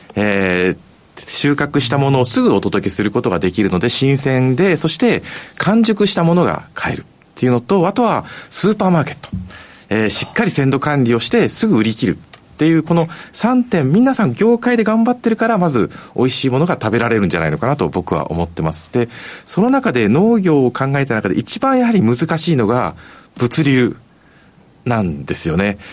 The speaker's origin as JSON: {"language": "Japanese", "region": "Tokyo", "country": "Japan", "tie": "born or raised there", "moved": "yes", "said": "出身私東京"}